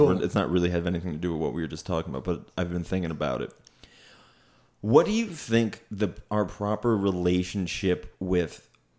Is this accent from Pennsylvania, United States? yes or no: yes; Schuylkill County, Pennsylvania, United States; also born or lived in Auburn, Pennsylvania / Taiwan; people were like, where are you from? Right. I'm like, Schuylkill County.